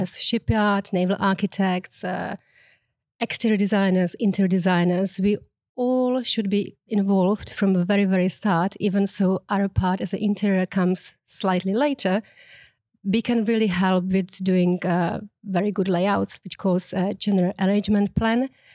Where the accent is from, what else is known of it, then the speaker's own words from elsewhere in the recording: Prague, Czechia; English is a second language; moved away as an adult; now in Mallorca, Spain; I'm actually originally from the Czech Republic